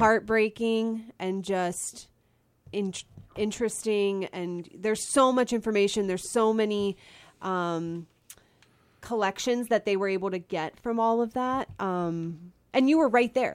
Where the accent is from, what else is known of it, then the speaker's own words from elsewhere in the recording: Pennsylvania, United States; I live in Pennsylvania, well, I grew up in Pennsylvania